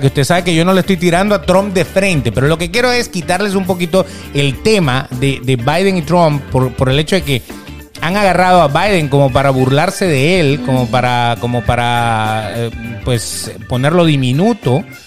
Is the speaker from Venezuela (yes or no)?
yes; Venezuela; moved away as an adult; now in Miami, United States; Nosotros, por ejemplo, que venimos de Venezuela, que veníamos eh, huyendo en aquel momento